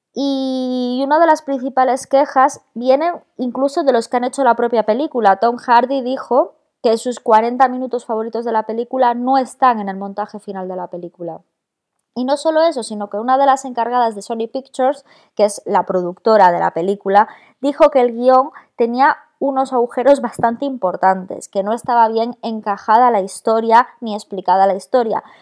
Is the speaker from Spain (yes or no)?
yes; Galicia, Spain; moved away; somos cuatro gallegos